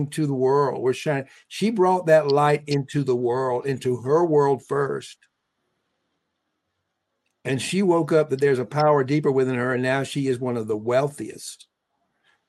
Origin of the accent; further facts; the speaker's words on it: Deep South, United States; We were both born in 1954 in the Deep South.